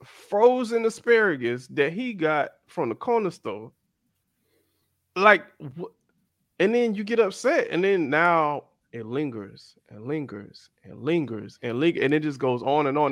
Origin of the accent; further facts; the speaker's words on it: South Florida, United States; growing up in South Florida, a lot of people I grew up around were Caribbean